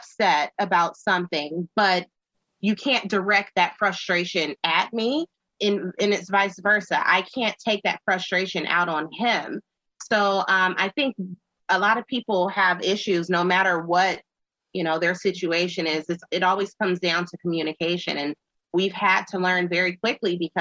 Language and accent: English; Los Angeles, California, United States; also born or lived in South Florida; now in Monticello, United States; I'm from Los Angeles, California. So I grew up big city